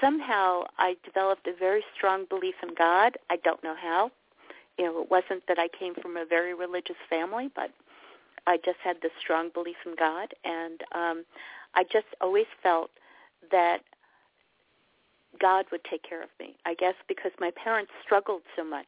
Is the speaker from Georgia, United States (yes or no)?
no; New York City, New York, United States; I grew up in New York City.